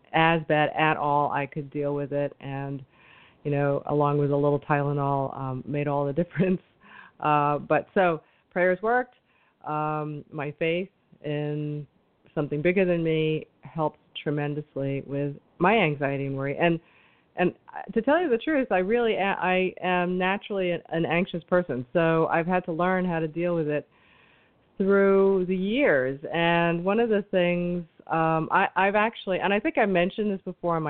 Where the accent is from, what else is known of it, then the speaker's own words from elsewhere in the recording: New York City, New York, United States; Now I'm a New Yorker